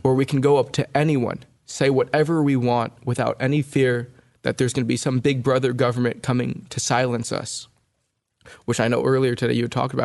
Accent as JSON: {"language": "English", "region": "California", "country": "United States", "tie": "born or raised there", "said": "my sister and I were born and raised in California"}